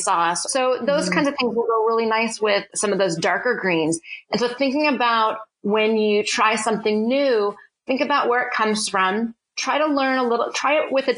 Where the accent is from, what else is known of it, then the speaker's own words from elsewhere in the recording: Southern California, United States; moved away; also born or lived in Portland; I grew up in Southern California